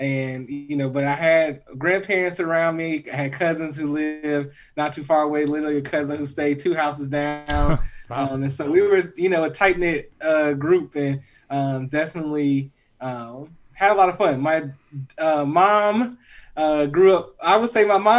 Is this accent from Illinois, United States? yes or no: yes; Chicago Heights, Illinois, United States; moved away; I'm originally from Chicagoland area. I claim Chicago Heights, the 60411, as my hometown